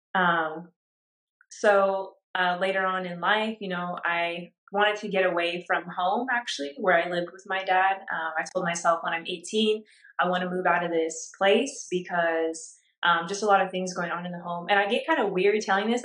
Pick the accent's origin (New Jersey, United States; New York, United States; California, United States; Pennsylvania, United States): California, United States; Orange County; I grew up in Orange County, California